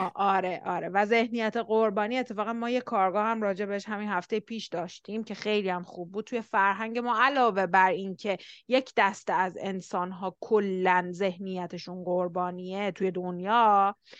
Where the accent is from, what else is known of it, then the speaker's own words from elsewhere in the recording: Iran; ما ایرانی هستیم